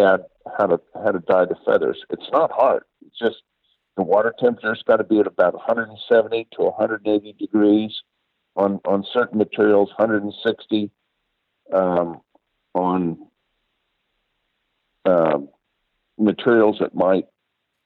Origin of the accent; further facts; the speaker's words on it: Oregon, United States; I'm from Oregon.